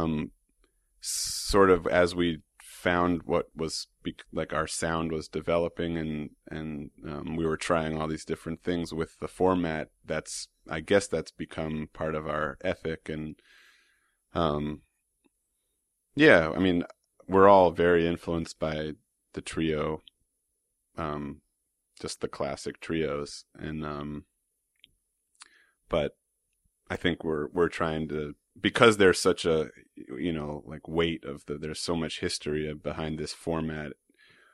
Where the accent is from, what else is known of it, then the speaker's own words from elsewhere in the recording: New York City, New York, United States; I was fortunate to grow up in Manhattan